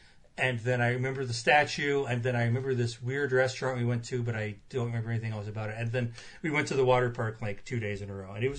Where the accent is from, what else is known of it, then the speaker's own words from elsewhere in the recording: Avon, Illinois, United States; I grew up in Avon, Illinois, about half an hour away from Galesburg, where Knox College is.